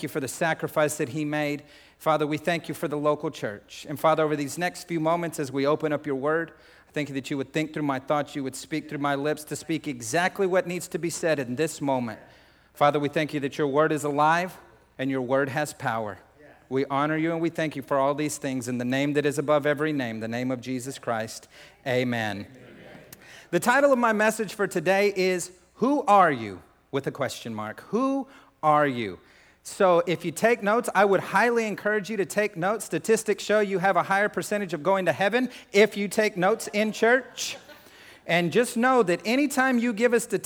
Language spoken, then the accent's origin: English; New Mexico, United States; I'm like, New Mexico